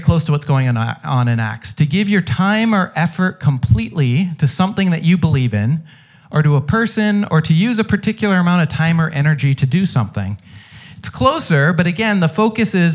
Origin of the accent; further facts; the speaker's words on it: United States; I'm an American.